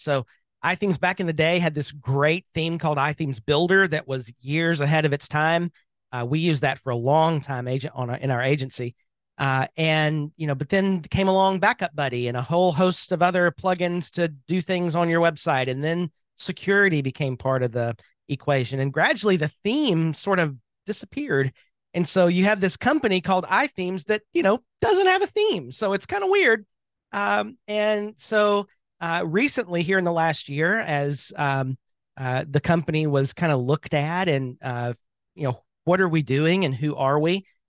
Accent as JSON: {"language": "English", "town": "Birmingham", "region": "Alabama", "country": "United States", "tie": "born or raised there", "said": "I am from Birmingham, Alabama"}